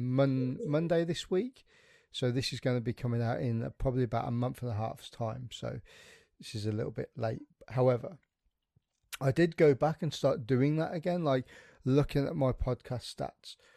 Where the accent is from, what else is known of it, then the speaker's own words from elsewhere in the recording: West Midlands, United Kingdom; accent: plastic brummie; I'm from the Midlands. I'm a plastic brummie